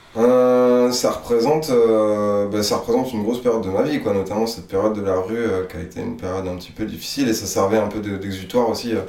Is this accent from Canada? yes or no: no; Île d'Oléron, Nouvelle-Aquitaine, France; also born or lived in south-west France; je suis arrivé là assez petit, donc en fait je pense que je suis un peu d'ici.